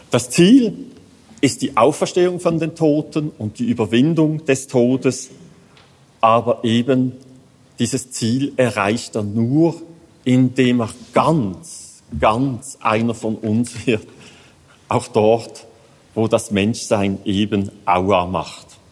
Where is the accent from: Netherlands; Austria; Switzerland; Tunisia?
Switzerland; Als Schweizer